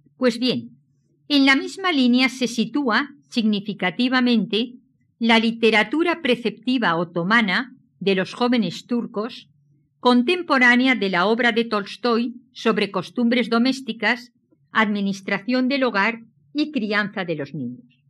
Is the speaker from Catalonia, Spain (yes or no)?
no; Valencian Community, Spain; Soy valenciana